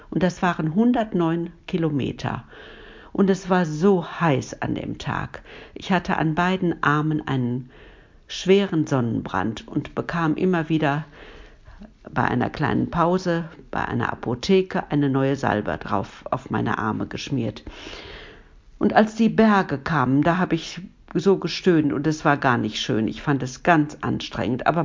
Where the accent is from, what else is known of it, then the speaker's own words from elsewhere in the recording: Duisburg, North Rhine-Westphalia, Germany; born there; Ich bin in Ungelsheim geboren, in Duisburg-Ungelsheim.